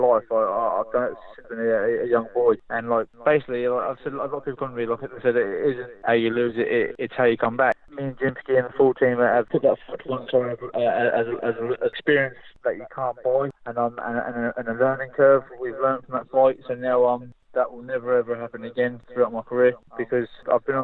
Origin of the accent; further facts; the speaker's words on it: London, United Kingdom; back in London, my hometown